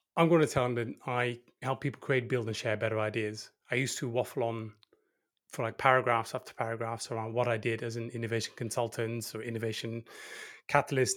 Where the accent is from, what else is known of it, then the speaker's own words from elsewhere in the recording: 's-Hertogenbosch, North Brabant, Netherlands; I'm actually from the countryside. So I'd be considered, uh, not from Holland, I'm from the Netherlands.